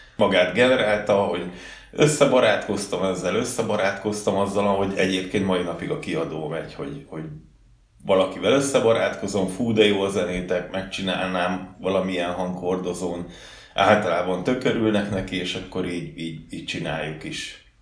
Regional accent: Csömör, Pest, Hungary; also born or lived in Gödöllő / Budapest; Én Csömörre születtem, hát helyileg Gödöllön születtem, de Csömörön laktam világ életembe, talán egy-két évet laktam benn Pesten.

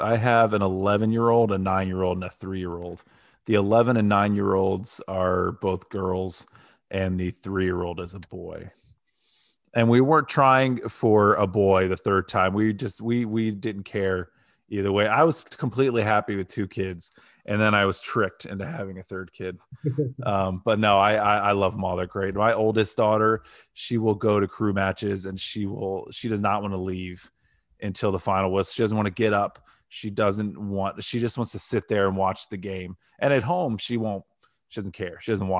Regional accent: Canton, Ohio, United States; I grew up in Northeast Ohio. I'm from Canton, Ohio.

